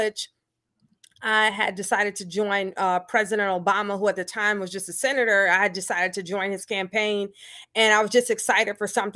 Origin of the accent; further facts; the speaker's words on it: Detroit, Michigan, United States; now in Kalamazoo, United States; growing up in Detroit